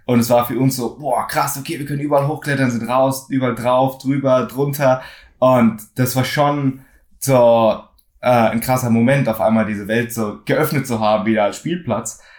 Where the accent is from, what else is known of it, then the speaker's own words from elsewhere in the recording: Frankfurt, Hesse, Germany; Also ich bin äh, aus Frankfurt in Deutschland, bin auch hier aufgewachsen, bin zweisprachig aufgewachsen, meinem Dad Englisch, meiner Mom äh, Deutsch